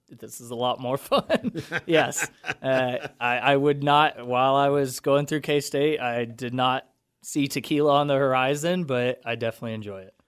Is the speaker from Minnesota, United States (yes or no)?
no; Wichita, Kansas, United States; also born or lived in Denver; I'm from Wichita. Uh, I actually went to school my entire life right next door at the independent school.